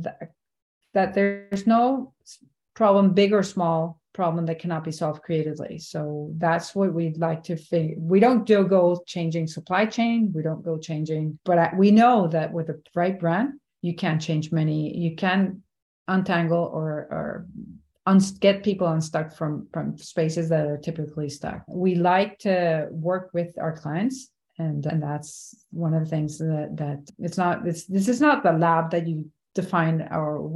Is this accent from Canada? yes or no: no; Venezuela; moved away as an adult; also born or lived in New York; now in Miami, United States; went back to my home country, Venezuela